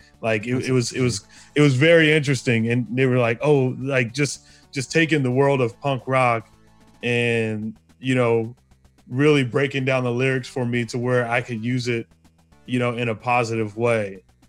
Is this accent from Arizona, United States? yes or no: yes; Arizona, United States; I think about, you know, growing up in Arizona, you know, it was predominantly white.